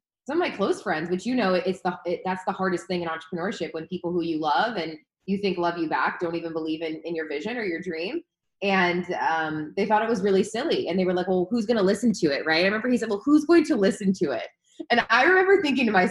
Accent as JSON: {"language": "English", "town": "Chicago", "region": "Illinois", "country": "United States", "also_born_or_lived": "Los Angeles", "moved": "as an adult", "lives_now": "San Diego, United States", "said": "I'm from Chicago"}